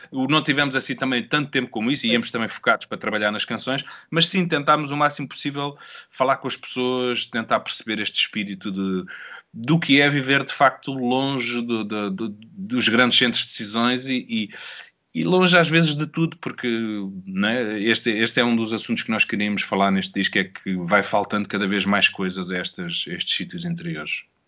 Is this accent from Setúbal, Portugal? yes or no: no; Sintra, Lisbon, Portugal; da junta de Rio de Moro, que foi onde eu cresci